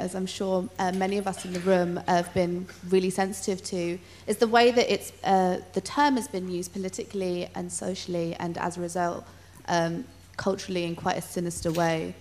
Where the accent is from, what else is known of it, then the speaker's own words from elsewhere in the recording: United Kingdom; growing up in Britain, but is a woman of colour from Punjabi, India side